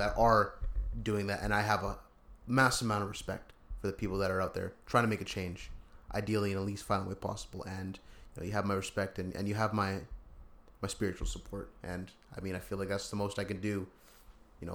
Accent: Canada; I'm Canadian.

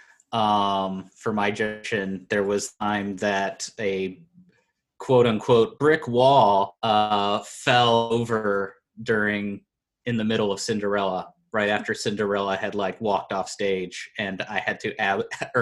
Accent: Moline, Illinois, United States; I'm from Moline, so I lived in Illinois

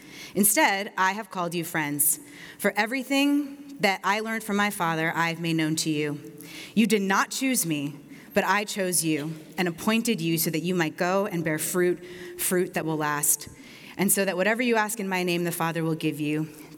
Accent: East Coast, United States; I grew up on the East Coast. My family moved around a lot.

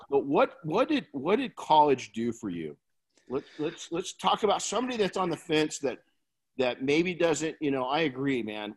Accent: Colton, California, United States; I grew up in Colton

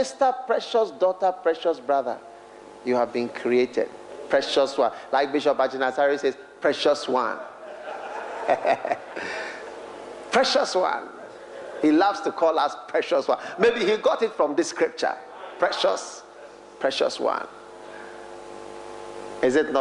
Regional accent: Ghana; I'm from Ghana

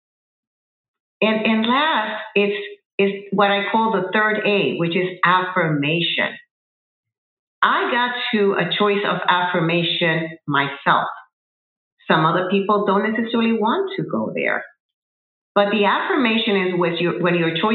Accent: Puerto Rico; moved away as an adult; also born or lived in New Jersey, United States; I relocated from Puerto Rico, where I am originally from, to the continental United States, to New Jersey

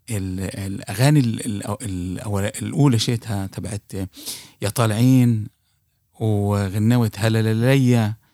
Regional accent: Palestine; ك ك كفلسطيني هي يعني بتذكر المستمعين آه، هنا صغار بالسن

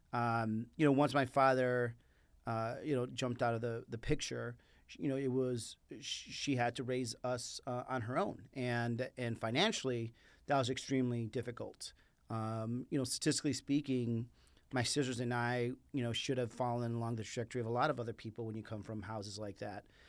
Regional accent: Chicago, Illinois, United States; first language Spanish; English is a second language; moved away as an adult; also born or lived in Mexico; now in Arizona, United States; living in Mexico to living on the south side of Chicago

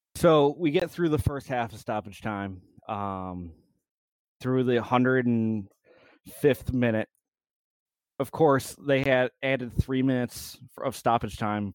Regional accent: United States; as an American

